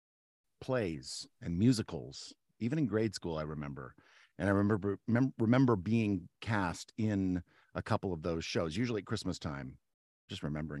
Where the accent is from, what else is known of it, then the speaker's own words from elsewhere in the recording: Turner, Kansas, United States; I'm from the Wyandotte County side of near Kansas City. It's in Kansas City. It's a suburb of Kansas City called Turner, Kansas